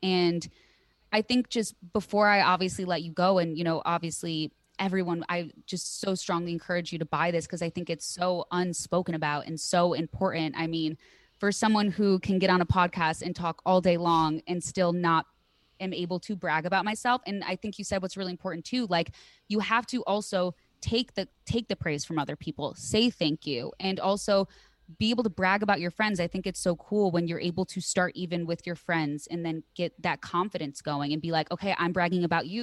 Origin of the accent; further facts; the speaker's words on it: Midwest, United States; I'm from the Midwest